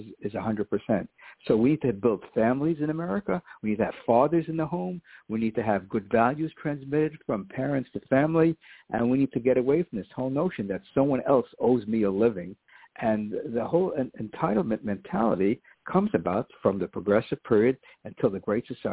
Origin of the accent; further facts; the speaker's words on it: New York City, New York, United States; I started public school in the Bronx, when we moved from Lower Manhattan